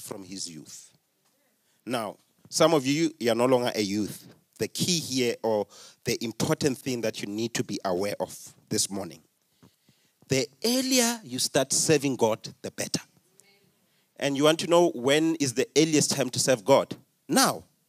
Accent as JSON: {"language": "English", "region": "Limpopo", "country": "South Africa", "said": "I come from Limpopo"}